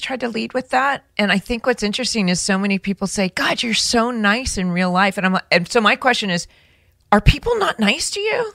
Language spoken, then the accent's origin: English; Orange County, California, United States; I grew up in Orange County